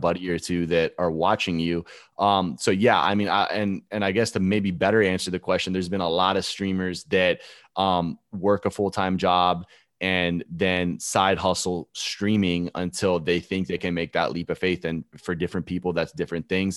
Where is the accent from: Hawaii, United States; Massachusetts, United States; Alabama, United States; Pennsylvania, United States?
Alabama, United States; born or raised there; moved away as an adult; also born or lived in Gainesville, Florida; now in Tampa, United States